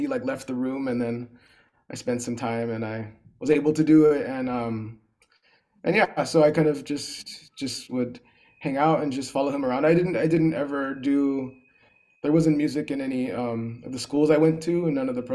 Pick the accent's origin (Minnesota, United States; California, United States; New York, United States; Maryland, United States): California, United States; Los Angeles County, Southern; I'm from Southern California. I'm from not the city of LA, but LA County